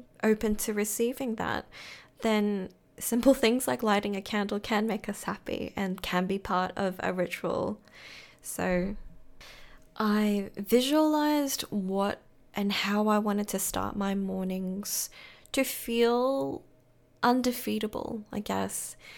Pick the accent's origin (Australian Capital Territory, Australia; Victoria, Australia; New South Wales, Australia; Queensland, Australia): Queensland, Australia; Brisbane; now in Melbourne, Australia; So I moved from Brisbane to Melbourne, and of course the weather was something that I really had to get used to.